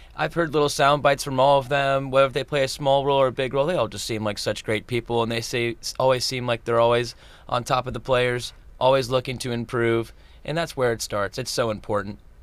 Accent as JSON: {"language": "English", "town": "St. Petersburg", "region": "Florida", "country": "United States", "tie": "born or raised there", "moved": "yes", "lives_now": "Tallahassee, United States", "said": "my hometown in Saint Petersburg"}